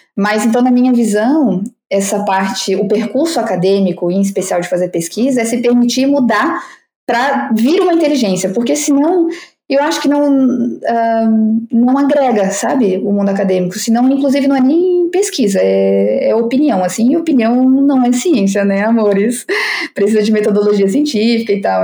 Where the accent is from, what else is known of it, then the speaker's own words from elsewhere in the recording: Brazil; moved away; eu digo que sou brasileira